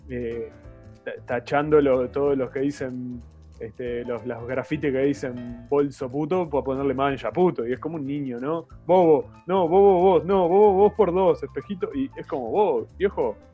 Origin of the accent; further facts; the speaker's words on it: Uruguay; como uruguayo